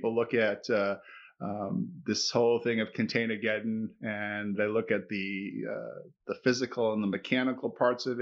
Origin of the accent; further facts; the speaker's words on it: Boston, Massachusetts, United States; now in Hartford, United States; growing up in Boston